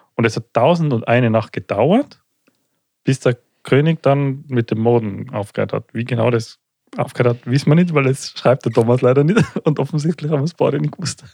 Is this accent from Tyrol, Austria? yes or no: yes; Tyrol, Austria; bei uns in Tirol